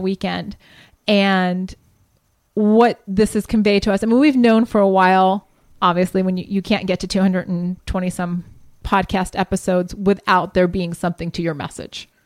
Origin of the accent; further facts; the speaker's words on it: Columbus, Ohio, United States; moved away; I'm from Columbus